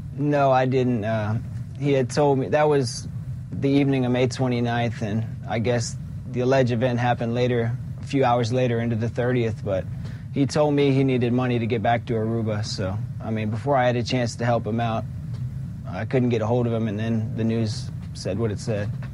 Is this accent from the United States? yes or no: yes; Alexandria, Virginia, United States; I'm from Alexandria, Virginia